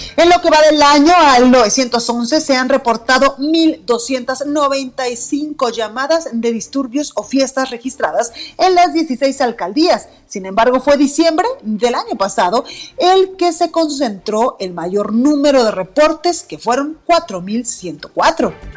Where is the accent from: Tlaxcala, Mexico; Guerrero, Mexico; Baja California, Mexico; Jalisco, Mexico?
Jalisco, Mexico